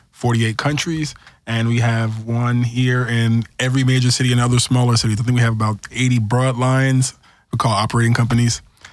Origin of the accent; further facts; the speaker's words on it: New York, United States; Well, I'm from New York, so that's my hometown.